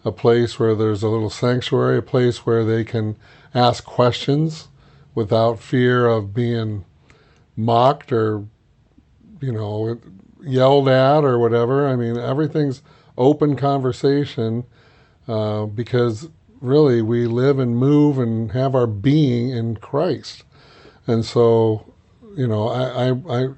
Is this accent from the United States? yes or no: yes; Iowa City, Iowa, United States; I grew up in Iowa City, Iowa, University of Iowa.